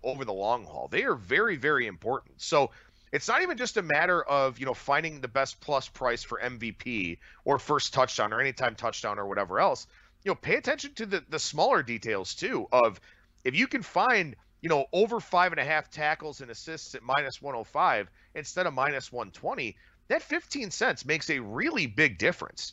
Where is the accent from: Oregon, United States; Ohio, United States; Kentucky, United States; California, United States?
Ohio, United States; Cleveland; born and bred in Cleveland